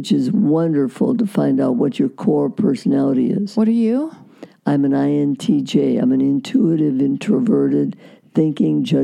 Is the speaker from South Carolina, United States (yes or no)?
no; Iowa, United States; born there; now in California, United States; No, I was born in Iowa. Iowa. Okay, but you went to Cal State. We came out here. We moved out here from mm. Iowa